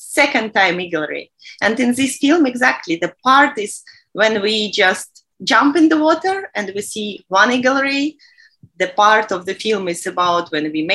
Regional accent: Minsk, Belarus; moved away as an adult; now in Sharm el-Sheikh, Egypt; I'm from Belarus, Minsk

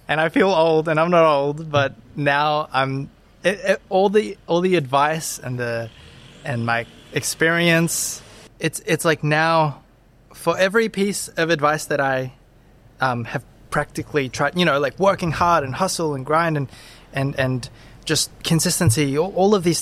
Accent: Brisbane, Queensland, Australia; also born or lived in Zephyrhills, Florida, United States; most of my memories these days are like from living in Brisbane, Australia. And I feel like I had a wonderful childhood

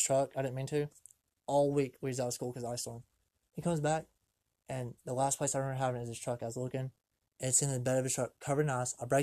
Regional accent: United States; I'm American. I'm proud to be American

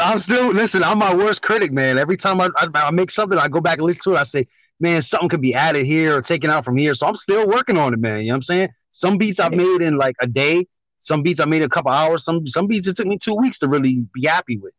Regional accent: New York, United States; moved away as an adult; now in Connecticut, United States; born in New York, moved out to Connecticut after the military.

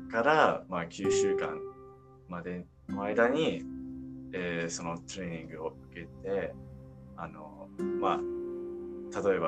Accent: Arkansas, United States; Japanese is a second language; moved away as an adult; now in Japan; アメリカのアーカンソー州から来ました。

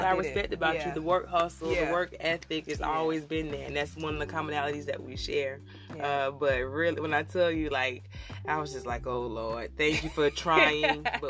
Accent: Jacksonville, Florida, United States

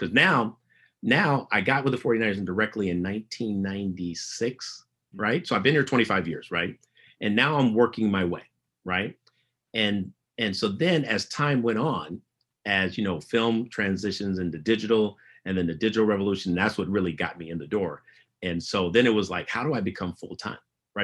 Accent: San Francisco, California, United States; growing up in San Francisco as a teenager

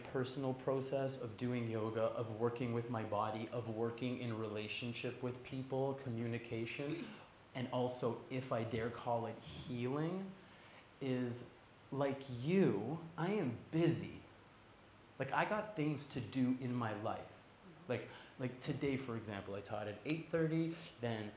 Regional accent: Toronto, Ontario, Canada; now in Ubud, Indonesia; originally from Toronto

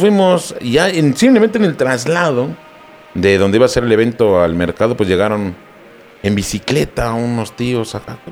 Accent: Mexico City, Mexico; Venimos de la Ciudad de México.

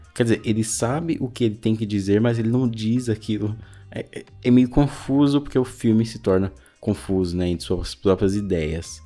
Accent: São Paulo, Brazil; Eu sou de São Paulo, da cidade de São Paulo, só que eu moro no extremo leste

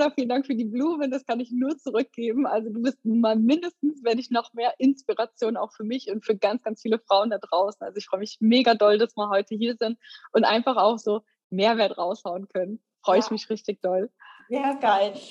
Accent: Bremen, Germany; moved away as an adult; Tatsächlich bin ich ein waschechtes Nordlicht. Also ich komme aus Bremen und bis ich 18 bin, habe ich da auch gelebt

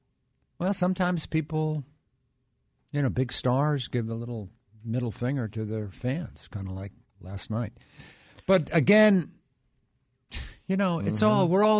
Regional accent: New York, United States; moved away; I never heard of it back growing up in New York

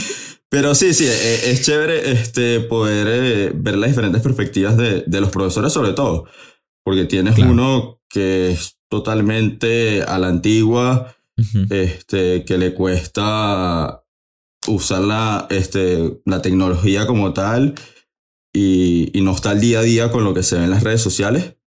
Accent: Caracas, Capital District, Venezuela; now in United States; soy de Caracas, Venezuela

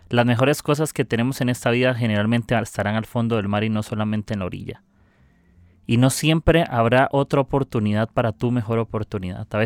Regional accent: Costa Rica; soy de Costa Rica

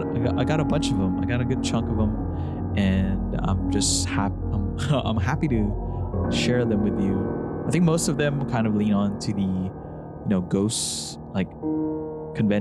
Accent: Philippines; moved away; I grew up in the Philippines

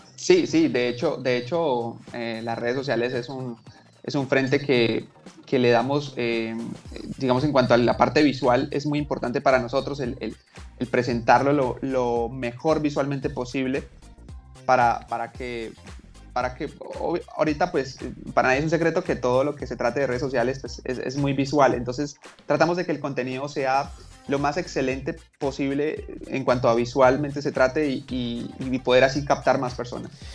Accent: Bucaramanga, Santander, Colombia; soy de Bucaramanga soy de Bucaramanga

